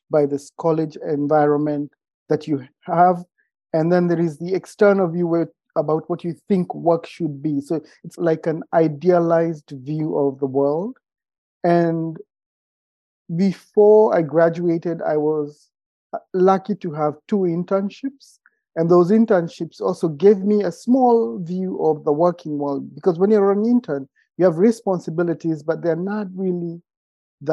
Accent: Kenya; moved away as an adult; also born or lived in California / Oregon; now in United States; I am originally from Kenya. I've been around the world and I moved to the States for school

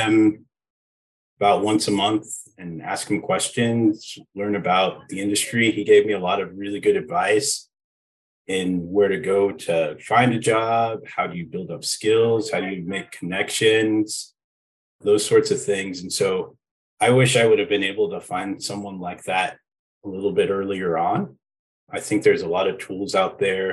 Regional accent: Aurora, Colorado, United States; I grew up in Aurora, Colorado

